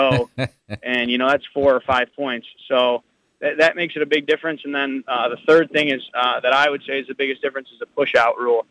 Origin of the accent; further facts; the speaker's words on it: United States; I'm an American